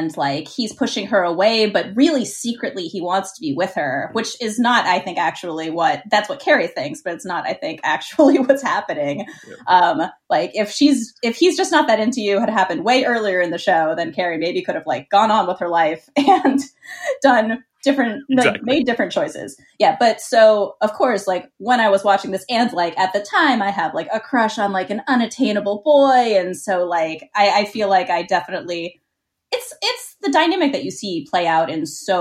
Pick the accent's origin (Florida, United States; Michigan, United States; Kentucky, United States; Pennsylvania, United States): Pennsylvania, United States; Pittsburgh; moved away as an adult; also born or lived in New York; I grew up in Pittsburgh, Pennsylvania